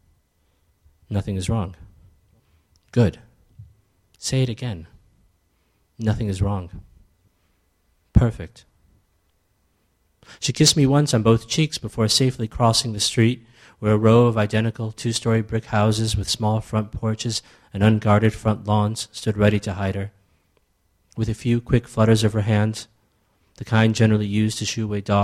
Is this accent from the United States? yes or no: yes; United States; also born or lived in Ethiopia; growing up in America but still being born in Ethiopia